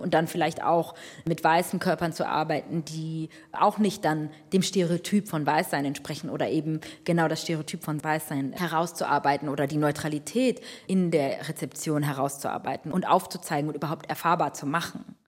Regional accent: Germany; ich bin in Deutschland geboren, aufgewachsen, sozialisiert

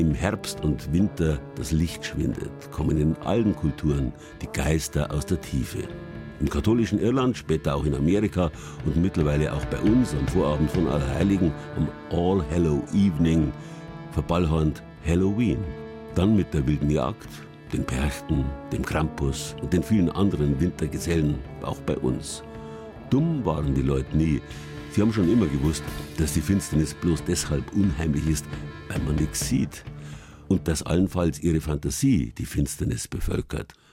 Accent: Bavaria, Germany; Eigentlich ist das Wort dunkel bei uns in Franken, Schwaben und Altbayern unbekannt. Bei uns heißt es finster.

